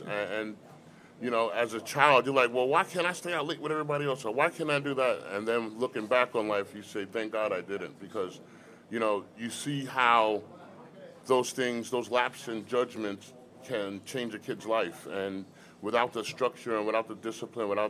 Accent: Brentwood, New York, United States; I grew up in a very unique part of Brentwood. I grew up right off of Wicks Road

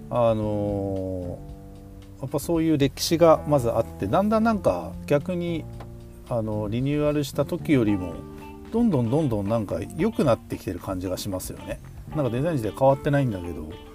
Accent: Tokachi, Hokkaido, Japan; 僕らの地元の北海道十勝地方にある十勝ワインさん

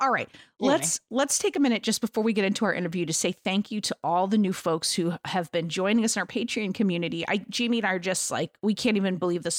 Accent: Homer, New York, United States; Oh, my God, that's what people say about my hometown. I'm from Homer, New York

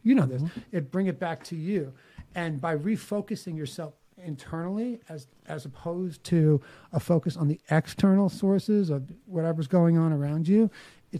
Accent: New York City, New York, United States; I know I talk funny because I grew up on Staten Island in New York City. I know I have an accent

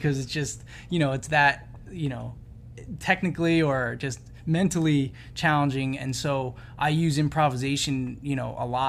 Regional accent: New Jersey, United States; also born or lived in Ithaca / Philadelphia; I actually kind of grew up in like the Philly scene because I was, you know, from South Jersey

